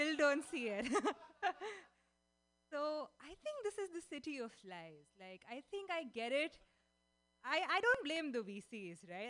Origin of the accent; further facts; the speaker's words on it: India; moved away as an adult; now in San Francisco, United States; I am Indian, moved to SF 10 months ago.